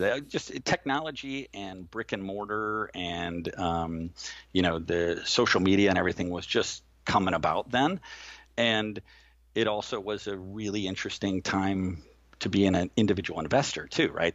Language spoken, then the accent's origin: English; Manhattan Beach, California, United States; moved away; I grew up in Manhattan Beach